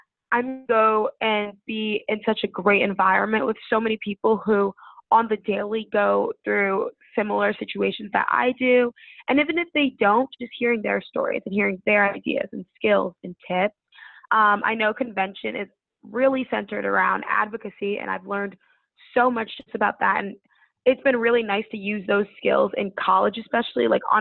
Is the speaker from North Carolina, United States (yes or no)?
no; Connecticut, United States; moved away as an adult; now in Washington, D.C., United States; I'm from Connecticut, so DC was definitely a jump for me